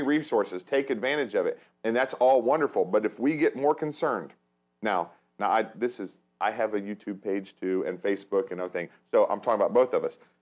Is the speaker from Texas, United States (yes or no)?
no; hometown area near Cincinnati and Dayton, Ohio, United States; in my hometown, I know Cincinnati, Dayton